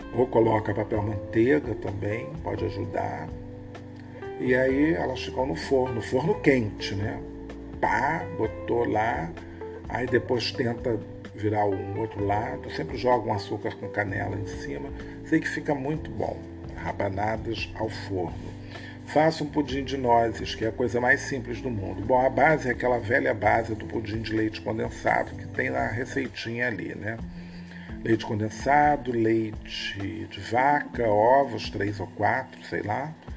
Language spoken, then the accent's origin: Portuguese; Rio de Janeiro, Brazil; Somos cariocas, brasileiros